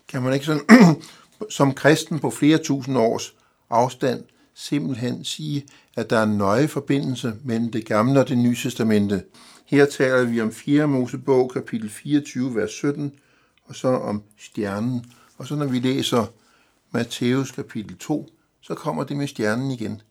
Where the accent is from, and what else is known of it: Denmark